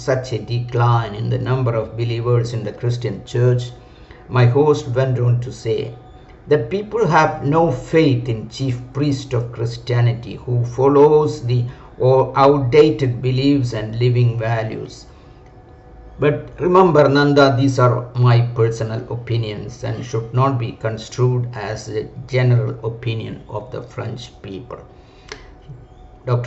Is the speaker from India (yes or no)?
yes; India